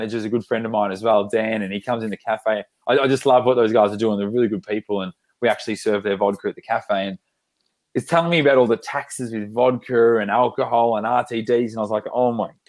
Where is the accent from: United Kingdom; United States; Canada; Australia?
Australia; we're so Aussie